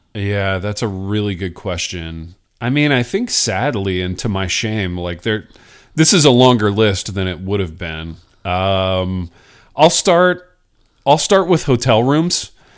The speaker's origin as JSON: {"language": "English", "region": "Indiana", "country": "United States", "tie": "born or raised there", "said": "growing up in Indiana"}